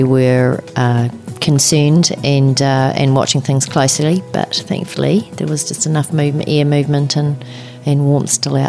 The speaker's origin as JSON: {"language": "English", "area": "Maniototo", "region": "Central Otago", "country": "New Zealand", "tie": "born or raised there", "said": "I was born and bred in Central Otago. I grew up in Maniatoto, which is not far from here, about 50 minutes, mm-hmm. a bit over. And from a farming background, a few generations back"}